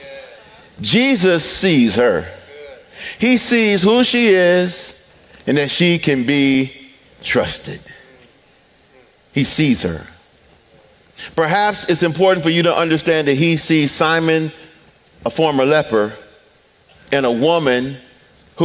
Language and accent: English; Detroit, Michigan, United States; I'm from Detroit